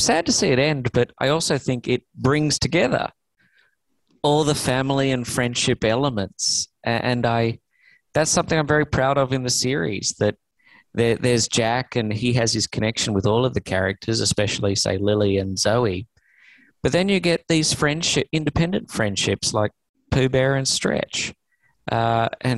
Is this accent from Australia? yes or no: yes; Australia; now in Los Angeles, United States; I'm an Australian